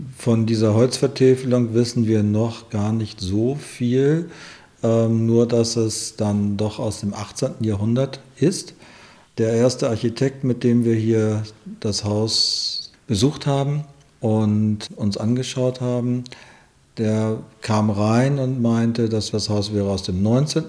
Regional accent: Malente, Schleswig-Holstein, Germany; moved away as an adult; also born or lived in Hamburg / Lübeck; now in Schönhof, Germany; die Wurzeln in Schleswig-Holstein, in Malente, die Gegend

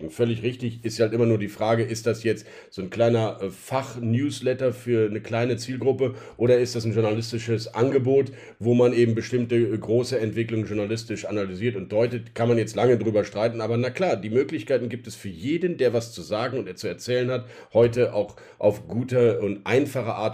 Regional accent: Rhineland, Germany; dieses Nicht-Aufgeben wollen und die Grundoptimismus, den ich als Rheinländer ja ohnehin im Herzen verpflanzt habe

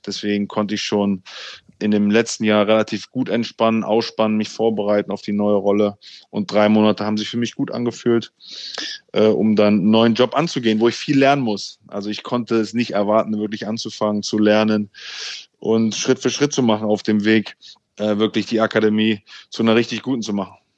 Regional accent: Hanover, Lower Saxony, Germany; moved away as an adult; now in London, United Kingdom; Ich bin ja in Hannover bei 96 damals ähm, wirklich äh, im Jugendbereich groß geworden

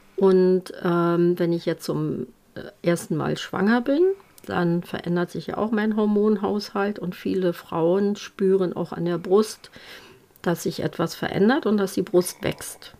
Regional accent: Germany; bei uns in Deutschland

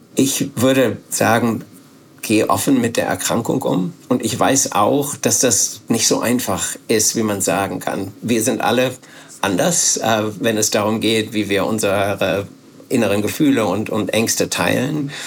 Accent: Bielefeld, North Rhine-Westphalia, Germany; hab dann nach dem Abitur Zivildienst gemacht bei uns in Bielefeld

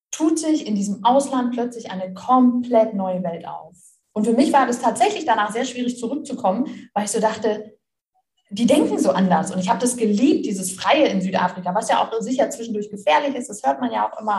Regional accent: Melle, Lower Saxony, Germany; bis ich Abitur gemacht habe, wollte ich nie weg aus meiner Heimatstadt. Das ist Melle, bei Osnabrück ist so ein okay. kleines.

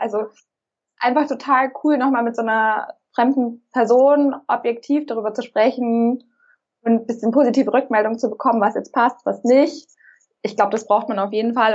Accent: Munich, Bavaria, Germany; ich komme aus München

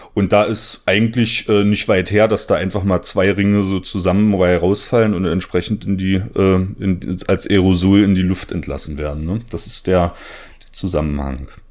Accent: southern Saxony-Anhalt, Germany; in der Gegend, wo ich herkomme. Ich komme aus der schönen Dübener Heide ähm, im südlichen Sachsen-Anhalt

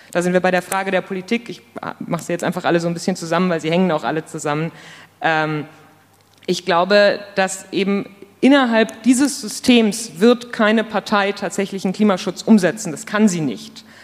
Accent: Munich, Bavaria, Germany; ich komme aus München

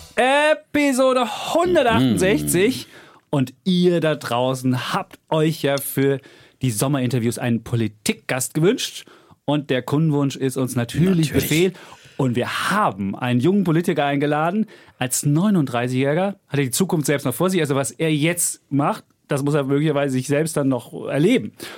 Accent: Bonn, North Rhine-Westphalia, Germany; Ich bin damals in Bonn-Beul auf die Gesamtschule gegangen

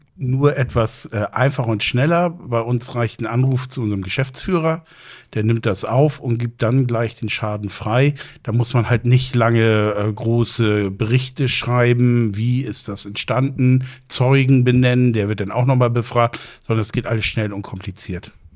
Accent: Plön, Schleswig-Holstein, Germany; moved away as an adult; now in Husum, Germany; Ich bin seit 99 in Husum. Ich bin ursprünglich aus Plön

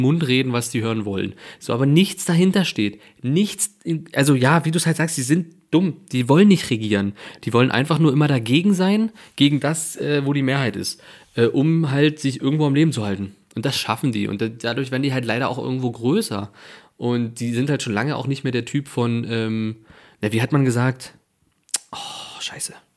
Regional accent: Germany; hier natürlich bei uns in Sachsen und Thüringen

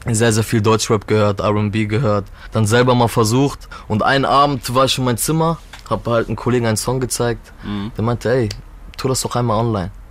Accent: Turkey; Ich bin Türke.

